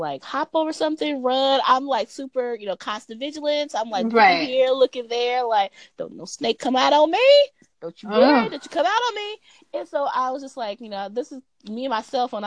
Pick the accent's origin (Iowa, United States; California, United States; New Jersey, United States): California, United States; Los Angeles; now in Atlanta, United States; I am a city girl. Right. I am from Los Angeles.